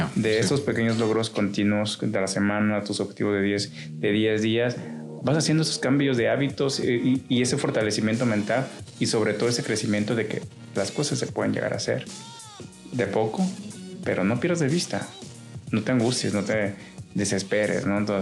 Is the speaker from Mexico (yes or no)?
yes; Chiapas, Mexico; now in Culiacán, Mexico; yo soy del estado de Chiapas